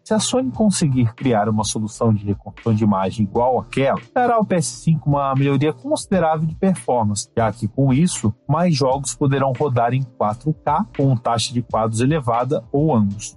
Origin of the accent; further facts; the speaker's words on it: Brazil; como brasileiro